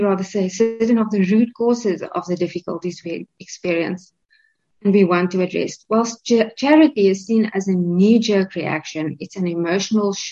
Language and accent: English; South Africa